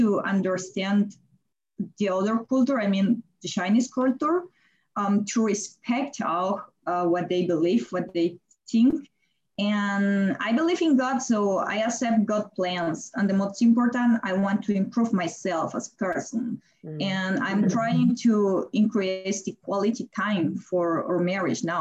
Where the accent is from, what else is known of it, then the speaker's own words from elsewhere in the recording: Colombia; moved away as an adult; also born or lived in Germany; now in Beijing, China; I'm from Colombia and I stayed in Germany